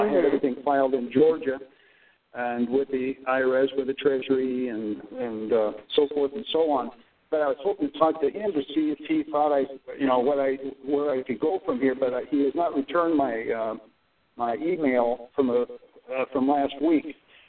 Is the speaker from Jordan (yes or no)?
no; Japan; born there; because I was born militarily in Japan.